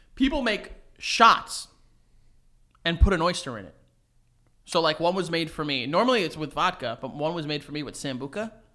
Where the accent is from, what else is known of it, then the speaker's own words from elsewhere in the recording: New York City, New York, United States; also born or lived in Milford, Connecticut; we're from New York. We're from Astoria, New York